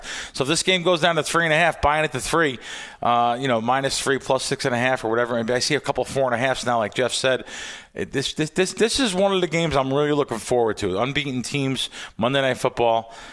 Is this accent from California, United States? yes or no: no; New Jersey, United States; also born or lived in New York; I grew up in North Jersey, New York